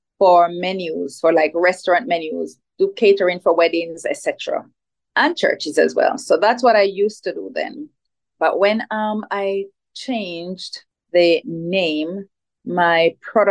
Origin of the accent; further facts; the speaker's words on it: Jamaica; So I grew up in Jamaica, which is where I am at this time, right? So spent most of my life in Jamaica